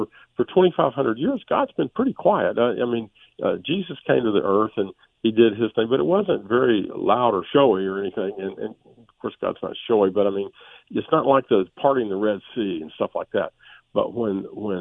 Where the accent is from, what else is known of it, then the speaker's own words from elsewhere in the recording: United States; We're Americans.